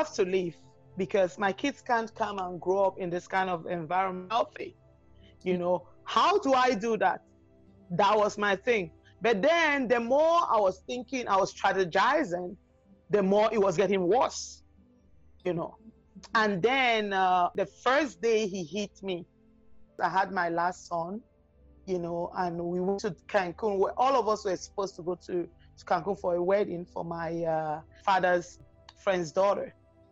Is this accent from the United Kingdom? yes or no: no; Cameroon; moved away as an adult; also born or lived in Calgary, Canada; now in Vancouver, Canada; when we went to Cameroon, that's my home country